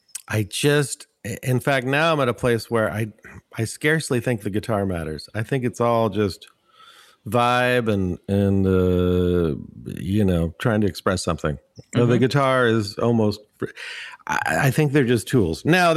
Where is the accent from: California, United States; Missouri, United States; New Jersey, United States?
California, United States; Bay Area; Bastion, just down the street, down in the Bay Area.